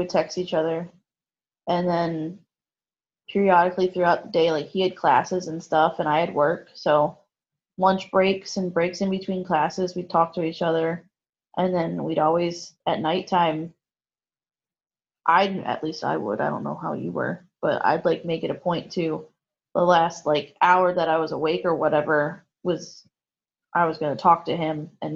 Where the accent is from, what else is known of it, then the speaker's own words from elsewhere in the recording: Berks County, Pennsylvania, United States; I'm from Berks County.